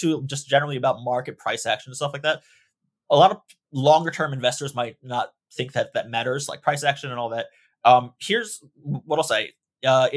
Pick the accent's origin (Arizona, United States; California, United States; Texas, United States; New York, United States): New York, United States; moved away; I'm originally from New York